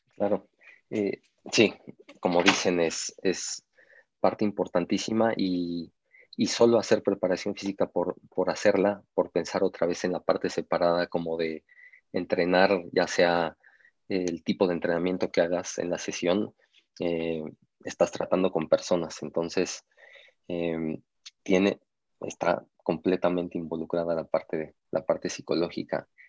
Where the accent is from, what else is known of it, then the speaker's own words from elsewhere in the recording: Mexico; somos mexicanos